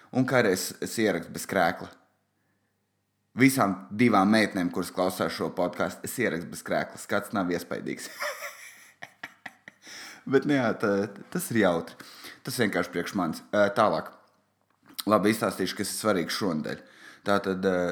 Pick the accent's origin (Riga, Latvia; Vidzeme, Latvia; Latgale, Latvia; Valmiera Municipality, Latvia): Valmiera Municipality, Latvia; Valmiera; es esmu no Valmieras